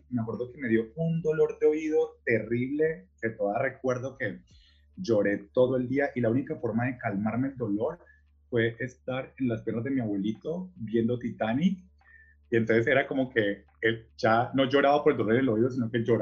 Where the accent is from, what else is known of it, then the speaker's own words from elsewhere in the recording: Cali, Valle del Cauca, Colombia; moved away as an adult; also born or lived in Buenos Aires, Argentina; Eh, nací en Cali, Colombia.